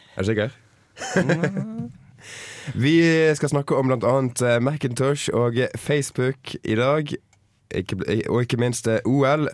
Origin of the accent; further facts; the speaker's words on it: Bergen, Vestland, Norway; moved away; hjemme i Bergen